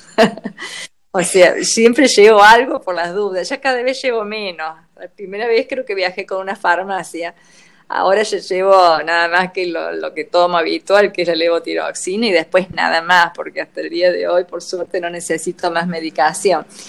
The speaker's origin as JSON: {"language": "Spanish", "country": "Argentina", "said": "yo soy argentina, no soy europea"}